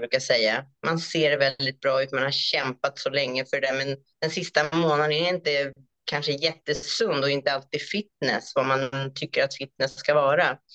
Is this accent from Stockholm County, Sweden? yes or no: yes; Stockholm, Stockholm County, Sweden; moved away as an adult; also born or lived in Cambodia; now in Australia; jag är ju uppvuxen och född i Stockholm i Sverige